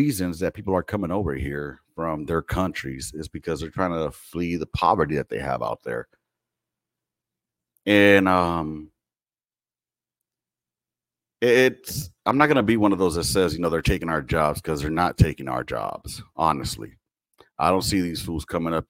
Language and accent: English; Los Angeles, California, United States; now in Texas, United States; originally, I'm from California, born and raised in L.A.